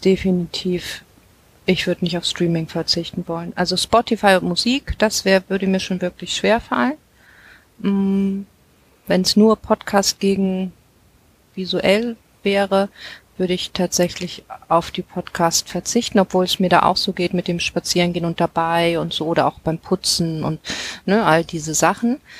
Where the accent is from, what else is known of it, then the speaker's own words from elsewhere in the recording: Hamburg, Germany; als Hamburgerin